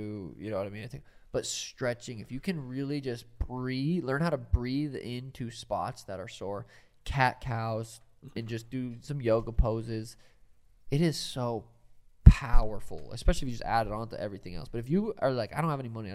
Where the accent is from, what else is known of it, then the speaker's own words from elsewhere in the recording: Montana, United States; I'm from Montana.